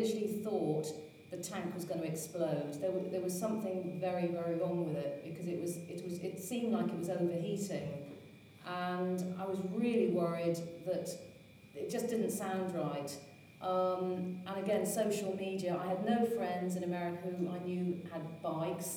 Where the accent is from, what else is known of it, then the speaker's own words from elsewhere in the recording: Hereford, West Midlands, United Kingdom; moved away as an adult; also born or lived in Paris, France / Boston, United States / New York, United States; I'm originally from Hereford